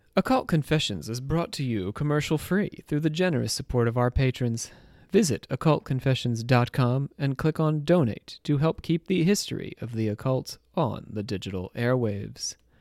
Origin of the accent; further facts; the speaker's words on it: Trenton, New Jersey, United States; moved away; I was from Trenton, and sometimes we called that place No Kingdom there.